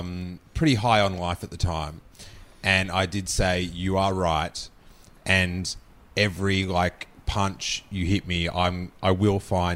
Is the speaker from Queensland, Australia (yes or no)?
no; Rosebud, Victoria, Australia; Where I grew up in this little town called Rosebud